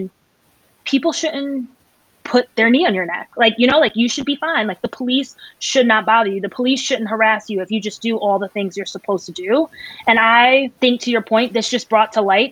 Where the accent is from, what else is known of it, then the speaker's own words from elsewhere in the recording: Northeast, United States; I'm from the Northeast